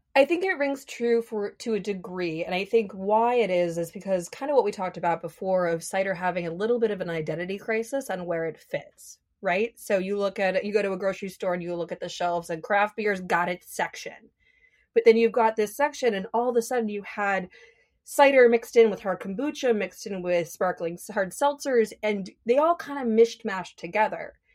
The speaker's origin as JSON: {"language": "English", "region": "Minnesota", "country": "United States", "moved": "as an adult", "lives_now": "Seattle, United States", "said": "I'm from Minnesota, and so when I moved to Seattle"}